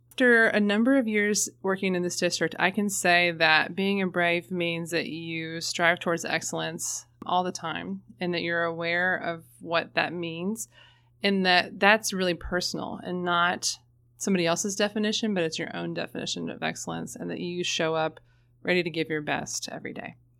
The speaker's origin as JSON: {"language": "English", "town": "Florence", "region": "Kentucky", "country": "United States", "tie": "born or raised there", "said": "I'm originally from Florence, Kentucky, right across the river."}